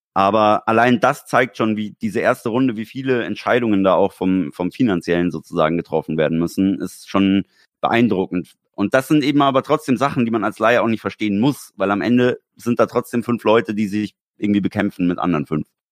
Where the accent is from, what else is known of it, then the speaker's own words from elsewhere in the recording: Germany; bis es bei uns in Deutschland war